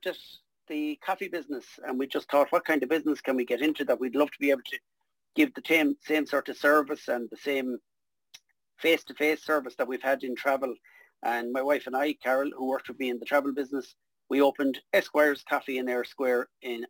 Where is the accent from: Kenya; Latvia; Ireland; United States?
Ireland; Galway, Connacht; I was growing up in Renmore, I was out delivering milk when I was 12 years of age